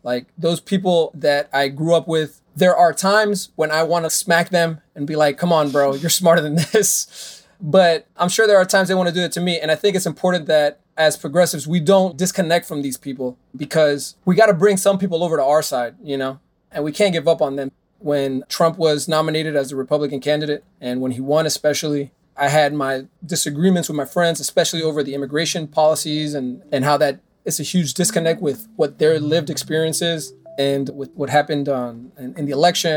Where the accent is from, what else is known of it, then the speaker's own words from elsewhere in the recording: Miami, Florida, United States; I grew up in Westchester